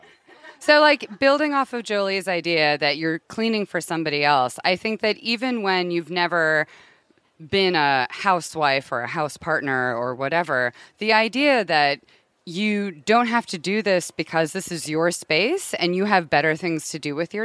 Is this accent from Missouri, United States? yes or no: no; Connecticut, United States; now in Los Angeles, United States; I'm from Connecticut, but I live in LA.